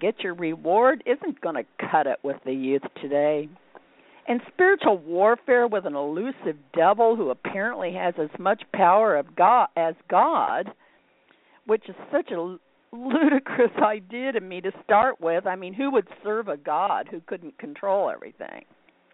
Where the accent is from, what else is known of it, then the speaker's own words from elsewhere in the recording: Indianapolis, Indiana, United States; I'm from Indianapolis